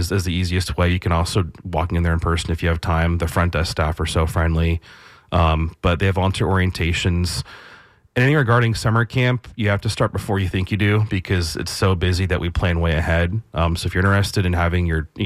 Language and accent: English; St. Petersburg, Florida, United States; I grew up around Boyd Hill